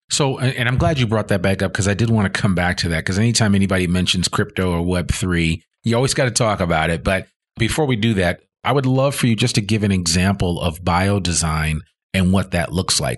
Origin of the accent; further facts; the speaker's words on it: Northeast, United States; moved away as an adult; also born or lived in Boston; now in Northwest Arkansas, United States; growing up in the Northeast